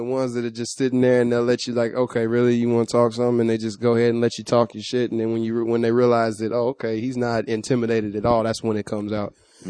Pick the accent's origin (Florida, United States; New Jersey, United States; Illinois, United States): Illinois, United States; Chicago; now in Orange County, United States; I'm from Chicago, man. You know, y'all, I'm out here in the OC